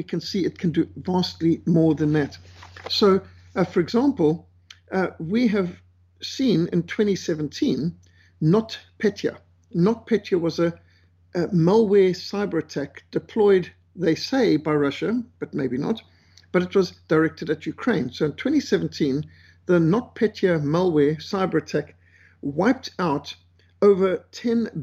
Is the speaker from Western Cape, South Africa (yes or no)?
yes; Cape Town, Western Cape, South Africa; in Cape Town, my hometown